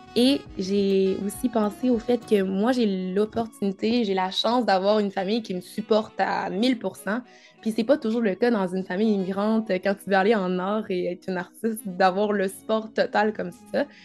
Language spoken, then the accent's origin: French; Quebec, Canada; also born or lived in Cameroon; je suis née au Cameroun et j'ai vécu là jusqu'à l'âge de 5 ans avant de, de venir euh, au Canada avec ma maman